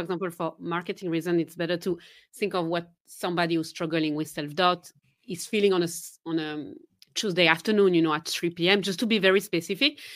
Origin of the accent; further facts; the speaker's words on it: Geneva, Switzerland; first language French; English is a second language; moved away; I'm originally from Geneva, Switzerland, so I do speak French, my mother tongue is French